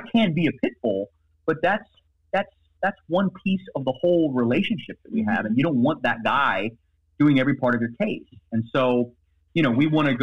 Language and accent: English; Baltimore, Maryland, United States; moved away as an adult; now in Miami, United States; I grew up in Baltimore